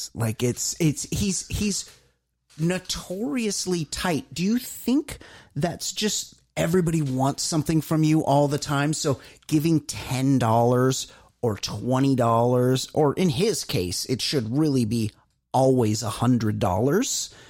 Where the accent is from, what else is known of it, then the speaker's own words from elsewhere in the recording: New York, United States; This is what New York. I'm from New York. New Jersey, and I just talk the words a lot.